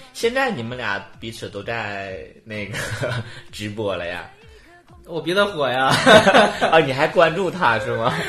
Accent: Liaoning, China; accent: Liaoning; 辽宁口音还可以

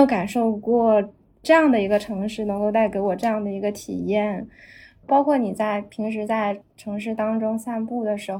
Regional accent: Guangzhou, Guangdong, China; moved away as an adult; also born or lived in United States; now in Shanghai, China; 之前我是广州人，然后之后在嗯美国读书之后，就马上来了上海。

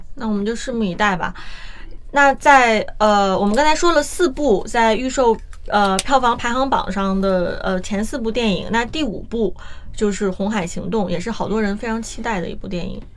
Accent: China; 我们大陆

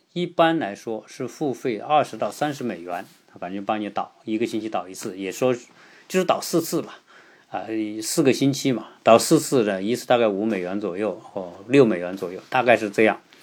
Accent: China; 我们中国人

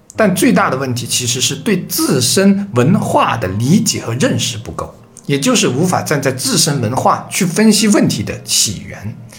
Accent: China; 我们中国人

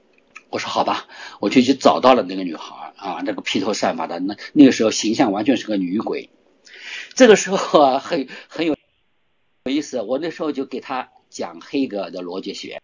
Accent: Shanghai, China; moved away as an adult; 我在上海的时候，因为我是上海人嘛，我从小在上 ，呃，十七岁才离开上海

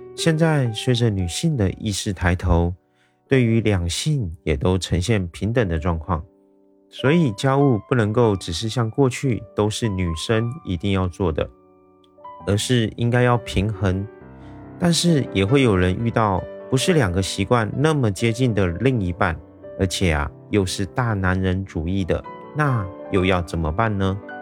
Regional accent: Taiwan; 我是一位来自台湾的一位小哥哥

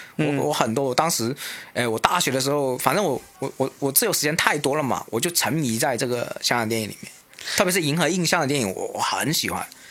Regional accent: Shenzhen, Guangdong, China; 因为我是深圳出生长

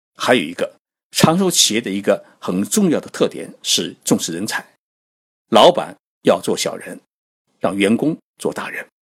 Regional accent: China; now in Tokyo, Japan; 在东京给各位讲述日本故事。我们中国人啊，很喜欢创业

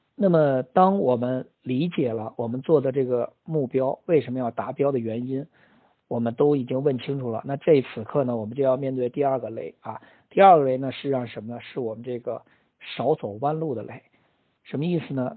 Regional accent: China; 我们中国人呢比较喜欢这种混沌一点儿的

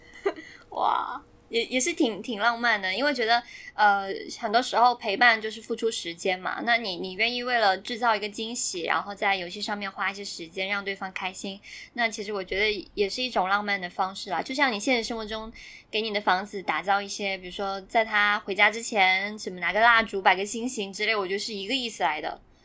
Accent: Guangdong, China; 因为我超善人嘛，就是很多兄弟姐妹

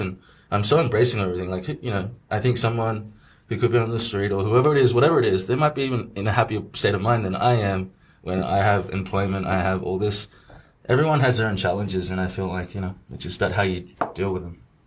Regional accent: Australia; born or raised there; moved away as an adult; now in Shanghai, China

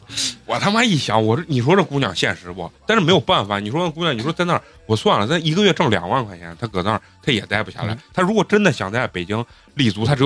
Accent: Xi'an, Shaanxi, China; moved away as an adult; now in Beijing, China; 我家老家是西安的。来北京没多长时间，

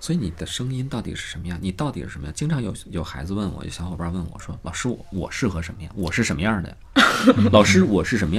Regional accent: Changchun, Jilin, China; accent: Northeastern Mandarin; moved away as an adult; now in Beijing, China; 我是东北人，我来到北京之后，其实我在长春、在长影已经配过两年音了。来到北京之后，有一些音还是带着东北方音。

